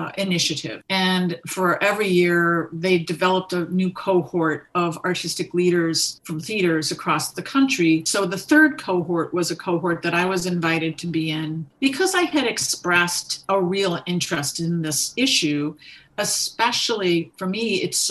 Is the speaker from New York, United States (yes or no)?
yes; New York, United States; now in Vermont, United States; I tend to think of myself as a New Yorker.